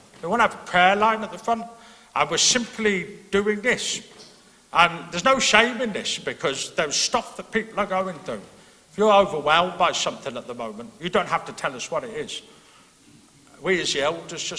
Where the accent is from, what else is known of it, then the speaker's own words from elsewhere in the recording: England, United Kingdom; now in Northern Ireland, United Kingdom; being an Englishman